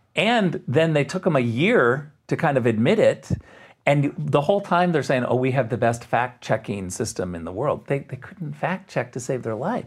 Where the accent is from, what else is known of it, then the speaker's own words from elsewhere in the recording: Jenison, Michigan, United States; moved away as an adult; also born or lived in Muskegon, Michigan / Redwood City, California / Springfield, Missouri; now in Germany; I was born in Muskegon, Michigan